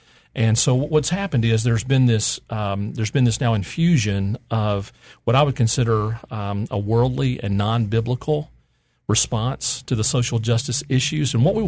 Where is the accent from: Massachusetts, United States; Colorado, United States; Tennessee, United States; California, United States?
Tennessee, United States; Memphis; I was born and raised in Memphis